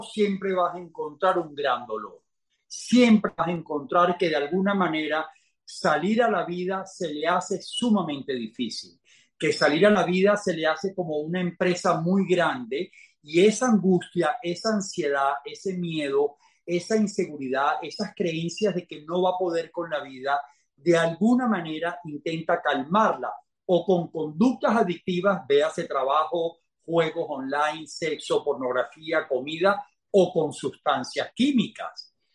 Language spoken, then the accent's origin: Spanish; Venezuela; moved away; also born or lived in Spain; yo llego de visita a mi país. Yo no pensaba quedarme en mi país